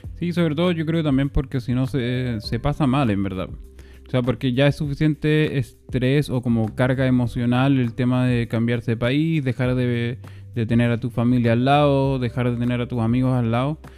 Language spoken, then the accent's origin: Spanish; Chile; moved away; como chileno